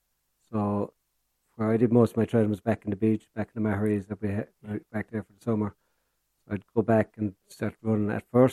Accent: Broadford, Munster, Ireland; moved away as an adult; also born or lived in Limerick / Kerry; now in County Kerry, Ireland; I'm from Garth and County Clare. So moved out from Limerick and international school there, fifth class, and went down to Scarve School for 3 years

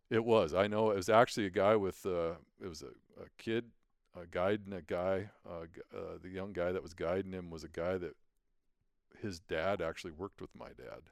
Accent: Billings, Montana, United States; also born or lived in Great Falls, Montana / Lewistown, Montana; I was born in Great Falls, and we lived in Lewistown for a while. And so, you know, growing up in Billings, going to high school here

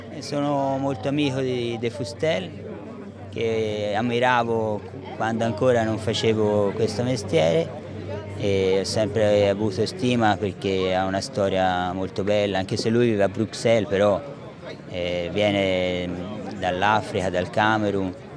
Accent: Florence, Tuscany, Italy; mi associano al PIT perché sono di Firenze

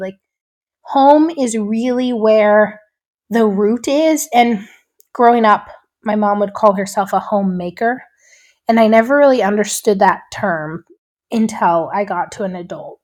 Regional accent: Three Forks, Montana, United States; I grew up in Three Forks, Montana

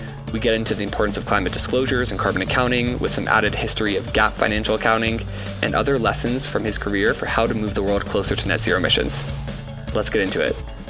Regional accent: Maryland, United States; growing up in Maryland, outside of DC

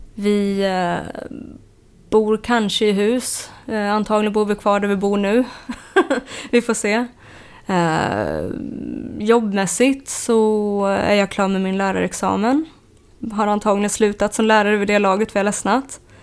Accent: Uppsala, Uppsala County, Sweden; jag kommer från Uppsala Eh, och född där och uppvuxen då

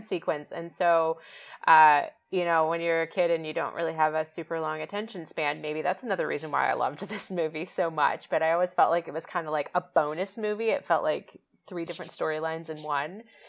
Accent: West Coast, United States; I grew up on the West Coast

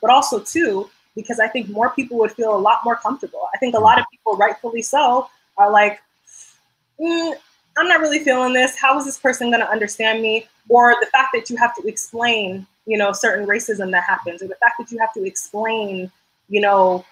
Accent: Georgia, United States; majority of my life, I grew up in Georgia

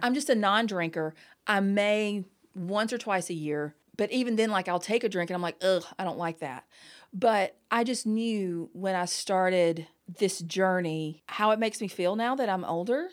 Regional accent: the South, United States; growing up in the South

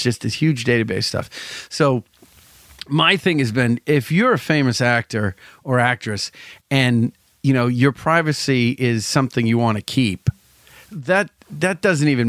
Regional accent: Salem, Massachusetts, United States; I'm from Salem

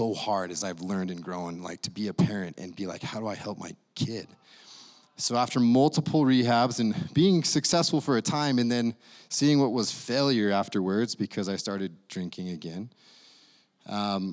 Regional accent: Idaho, United States; moved away; I come from Idaho

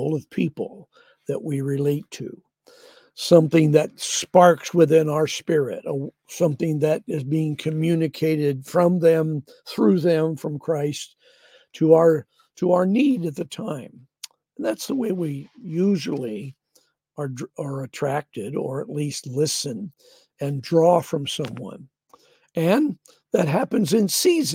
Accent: the Northwest, Pacific Northwest, United States; we're from the Northwest

